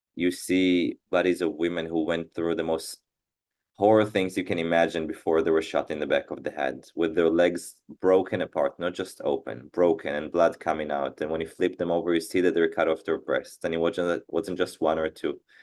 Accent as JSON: {"language": "English", "country": "Israel", "tie": "born or raised there", "said": "born and raised in Israel."}